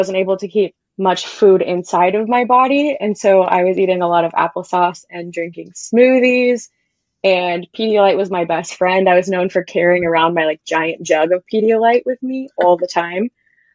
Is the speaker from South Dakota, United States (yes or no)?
no; Texas, United States; moved away as an adult; also born or lived in Alaska / Georgia; I am originally from Texas, but then have kind of moved around since college